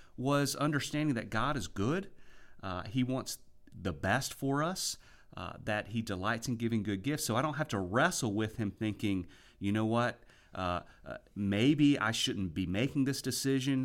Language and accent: English; United States; also born or lived in South Carolina / Virginia; we hail from South Carolina and Virginia, which is a far cry from the Gulf Coast